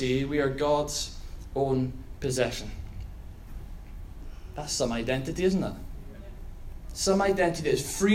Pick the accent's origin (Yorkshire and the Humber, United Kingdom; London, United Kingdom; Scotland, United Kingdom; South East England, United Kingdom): Scotland, United Kingdom